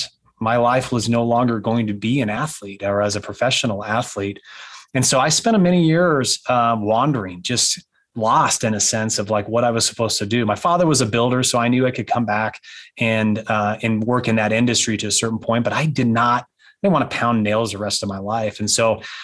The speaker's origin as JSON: {"language": "English", "town": "Pasco", "region": "Washington", "country": "United States", "tie": "born or raised there", "also_born_or_lived": "Wyoming", "moved": "yes", "said": "I'm a Washington kid. I was born up in Pasco, Washington, and we moved to Wyoming"}